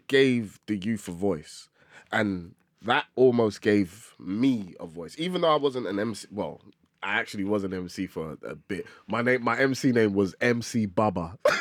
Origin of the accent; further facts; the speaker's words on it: London, United Kingdom; I grew up in Tottenham, terrible place, absolutely horrible place.